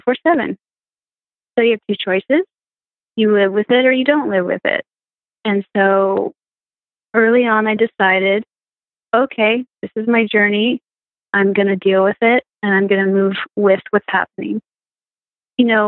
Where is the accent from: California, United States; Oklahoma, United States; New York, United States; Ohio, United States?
California, United States; Marin County, San Francisco Bay Area; moved away; also born or lived in Colorado; I'm from San Francisco Bay Area, just north of San Francisco. It's a beautiful county called Marin County